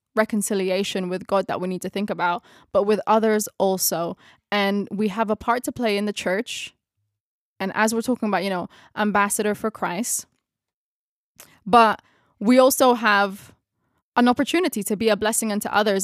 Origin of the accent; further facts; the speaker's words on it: Philippines; first language Tagalog; English is a second language; my mother tongue is Tagalog, it's Filipino